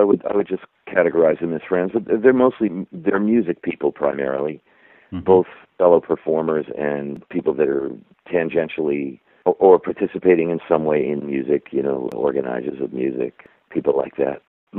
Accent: Connecticut, United States; I actually grew up, I was raised a Catholic in Connecticut

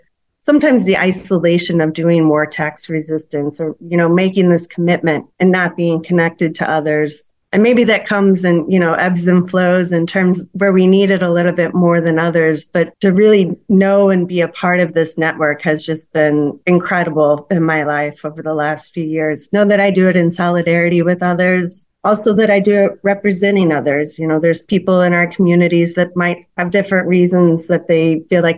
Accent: St. Louis, Missouri, United States; growing up in St. Louis, McDonnell Douglas was headquartered here

